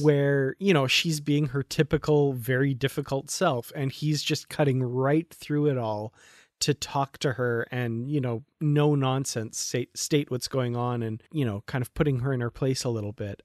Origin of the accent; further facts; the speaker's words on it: Alberta, Canada; I'm from Alberta, Canada